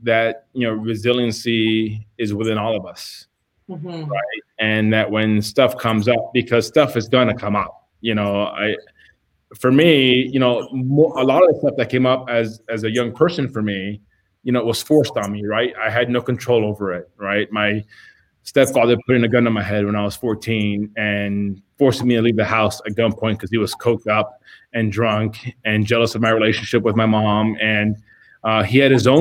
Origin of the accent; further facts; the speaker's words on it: Miami, Florida, United States; Growing up in Miami, you know, my dad left when I was 2